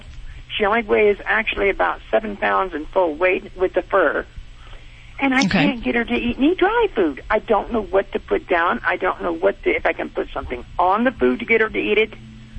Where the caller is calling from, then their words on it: Monterey Park, California, United States; I'm calling from California, Monterey Park. I'm at work.